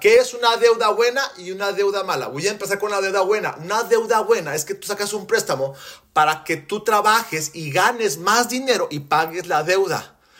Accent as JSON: {"language": "Spanish", "country": "Mexico", "said": "en México, donde yo soy, porque soy mexicano, soy gringo de cascarón, mexicano de corazón"}